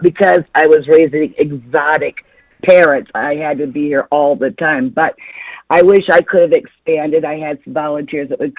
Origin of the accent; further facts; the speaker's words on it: Florida, United States; now in Michigan, United States; I was from Florida? That's where I was a deputy sheriff at.